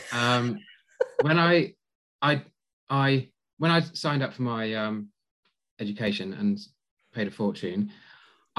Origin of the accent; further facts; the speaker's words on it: Cornwall, South West England, United Kingdom; moved away; I'm from Cornwall originally, so I drive from Redruth to Portsmouth on a regular basis